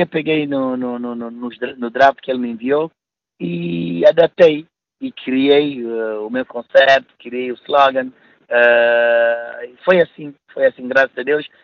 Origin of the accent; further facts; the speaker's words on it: Guinea-Bissau; now in Paris, France; eu enquanto guineense